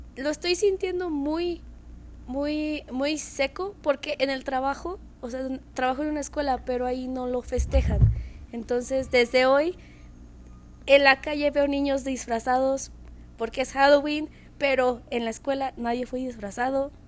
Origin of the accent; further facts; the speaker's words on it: Mexico; also born or lived in United States; como mexicanos damos por hecho